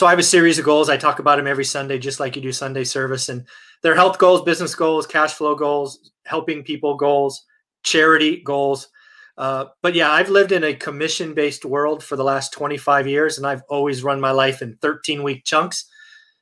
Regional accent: the Bay Area, California, United States; also born or lived in Fresno, California; I'm the Bay, man. Come on, I'm from the Bay.

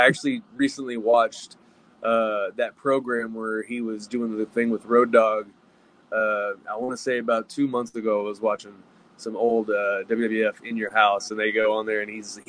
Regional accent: Dallas-Fort Worth area, Texas, United States; And I came from the Dallas-Fort Worth area

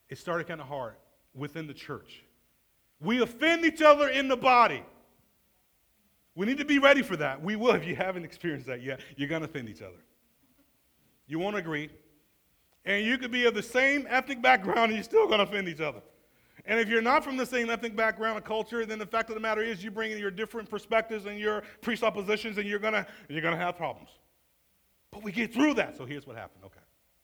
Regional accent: Atlanta, Georgia, United States; I'm from Atlanta.

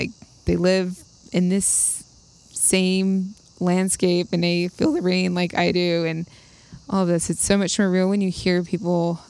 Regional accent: New York, United States; knowing I'm from New York, and so I grew up learning about the Iroquois and Algonquin and Mohawk and all that.

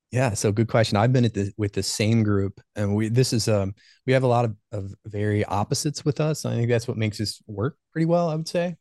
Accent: Ohio, United States; also born or lived in Baltimore, Maryland; I was born and raised in Ohio.

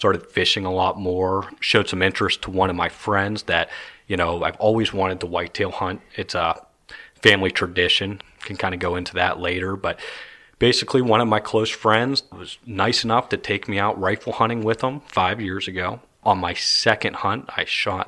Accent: Pittsburgh, Pennsylvania, United States; moved away as an adult; also born or lived in Newcastle, Pennsylvania / Indianapolis; now in New Castle, United States; I grew up in Pittsburgh, born and raised

